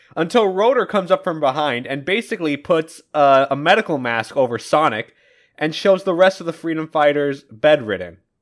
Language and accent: English; United States; I am an American